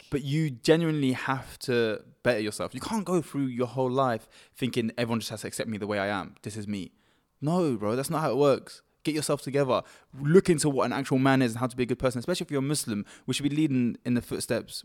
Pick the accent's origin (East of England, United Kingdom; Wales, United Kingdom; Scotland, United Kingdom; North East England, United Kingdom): East of England, United Kingdom; Cambridge; we're from Cambridge, so we may look like we're a bit softer 'cause we don't speak with, like, hood accents or London accent or anything.